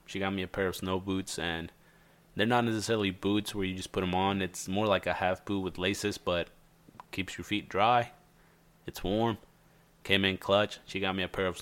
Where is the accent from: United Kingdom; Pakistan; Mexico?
Mexico; now in United States; I was born in Mexico.